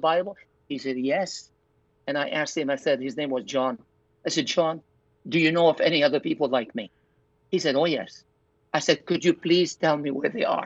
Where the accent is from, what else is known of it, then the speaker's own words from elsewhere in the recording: Zahle, Beqaa, Lebanon; moved away; church in Zahle, my hometown.